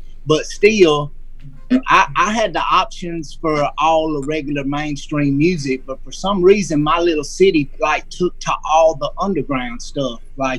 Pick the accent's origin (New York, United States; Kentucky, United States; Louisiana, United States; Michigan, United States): Louisiana, United States; West Monroe; And we're from West Monroe